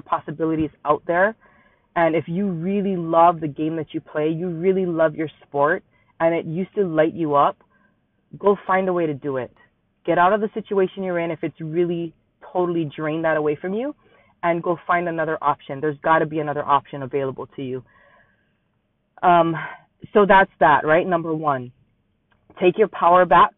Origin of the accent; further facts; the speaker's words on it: Hawaii, United States; Born and raised in Hawaii, still live here